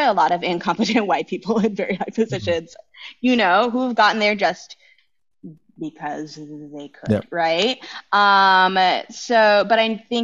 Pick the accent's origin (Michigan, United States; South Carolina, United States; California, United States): California, United States; San Ramon; also born or lived in San Leandro, California; I grew up in the Bay Area. I grew up in the San Ramon Valley